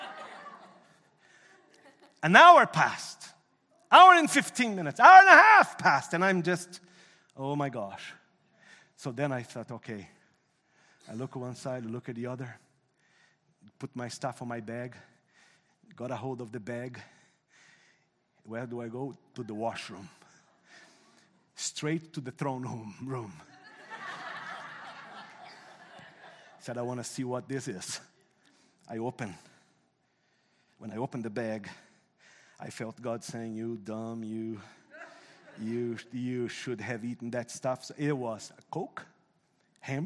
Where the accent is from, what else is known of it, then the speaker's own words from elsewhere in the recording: Brazil; English is a second language; moved away as an adult; now in Canada; I'm a commercial pilot down in Brazil